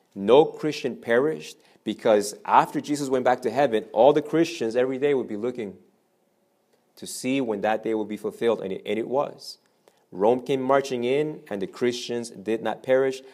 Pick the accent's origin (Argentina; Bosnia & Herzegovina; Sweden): Argentina; I'm from Argentina.